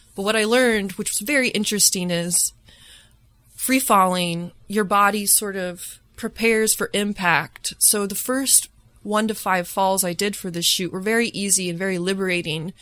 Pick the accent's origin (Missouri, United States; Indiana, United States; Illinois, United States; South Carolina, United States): Indiana, United States; Lafayette; moved away as an adult; also born or lived in Bloomington, Indiana; now in Chicago, United States; I grew up in Lafayette, Indiana, which is kind of a small pharmaceutical town